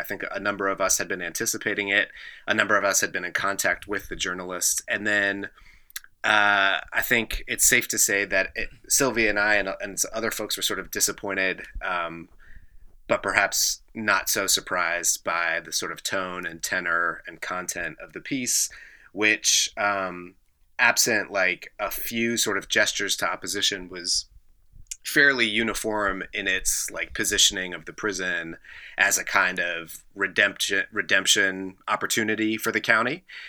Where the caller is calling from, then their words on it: Lexington, Kentucky, United States; I am calling in from Lexington, Kentucky.